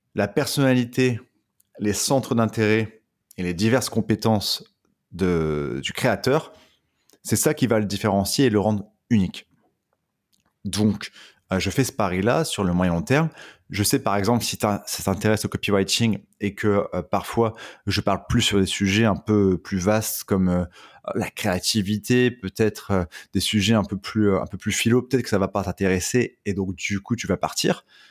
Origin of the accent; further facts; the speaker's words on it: Dunkirk, Hauts-de-France, France; je viens de Dunkerque